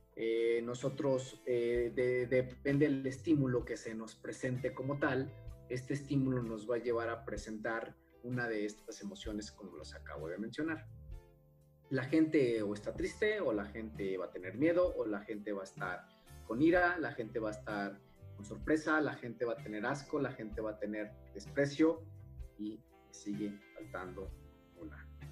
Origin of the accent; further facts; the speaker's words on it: Jalisco, Mexico; soy del estado de Jalisco